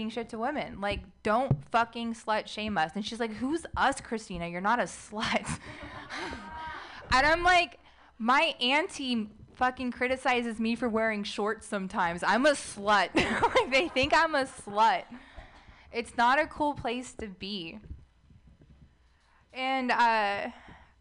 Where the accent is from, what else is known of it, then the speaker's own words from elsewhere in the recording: United States; I'm an Arab American, not by choice